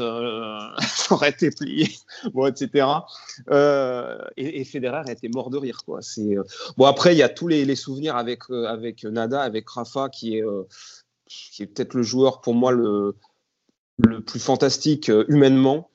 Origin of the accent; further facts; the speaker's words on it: Grenoble, Auvergne-Rhône-Alpes, France; quand on est grenoblois